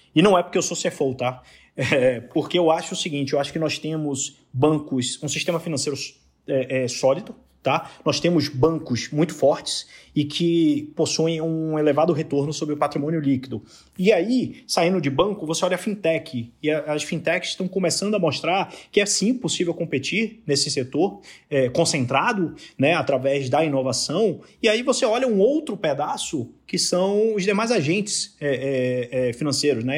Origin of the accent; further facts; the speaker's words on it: Bahia, Brazil; accent: Bahian; moved away as an adult; also born or lived in Rio de Janeiro; now in São Paulo, Brazil; pelo sotaque o pessoal já matou que eu sou da Bahia